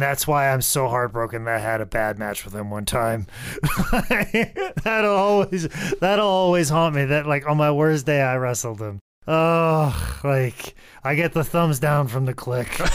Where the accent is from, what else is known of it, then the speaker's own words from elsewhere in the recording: Iowa, United States; as a kid growing up in Iowa